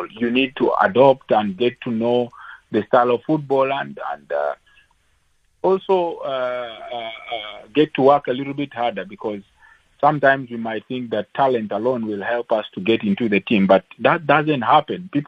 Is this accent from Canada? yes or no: no; Uganda; English is a second language; now in South Africa; I came from from from Uganda. I came to South Africa and mm. played for SuperSport for mm. for four years